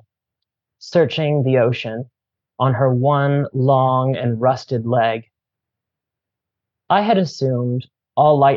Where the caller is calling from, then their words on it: Cambridge, Massachusetts, United States; I'm calling in from Pawtucket land, also sometimes called Cambridge, Massachusetts